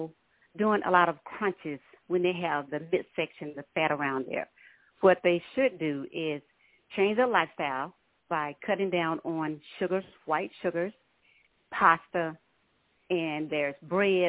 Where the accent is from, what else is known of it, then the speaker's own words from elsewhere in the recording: Minden, Louisiana, United States; now in Dallas, United States; I'm originally from Minden, Louisiana, and I moved to Dallas in the 80s.